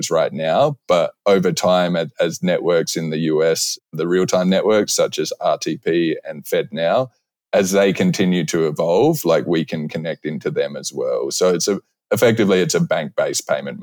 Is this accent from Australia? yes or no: yes; Australia; moved away as an adult; now in United States; I'm Australian. I've been in the US for over 10 years.